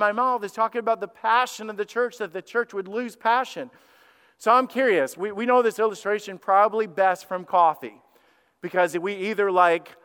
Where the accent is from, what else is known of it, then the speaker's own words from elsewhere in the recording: Alabama, United States; I'm a redneck from Alabama